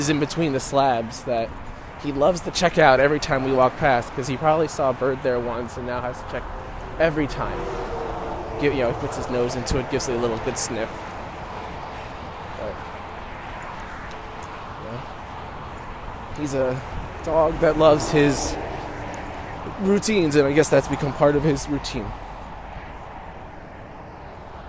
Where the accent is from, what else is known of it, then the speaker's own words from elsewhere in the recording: United States; also born or lived in Upper West Side, New York City / Washington, D.C.; But I'm here now in my hometown